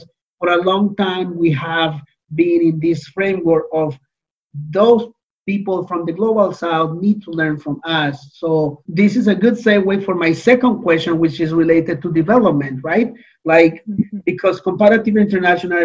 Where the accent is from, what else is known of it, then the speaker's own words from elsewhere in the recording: Colombia; moved away as an adult; now in Canada; I was born and trained in Colombia in my undergrad